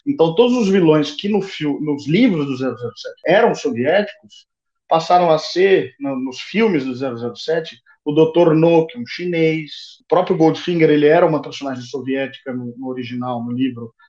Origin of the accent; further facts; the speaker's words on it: São Paulo, Brazil; moved away; Sou de São Paulo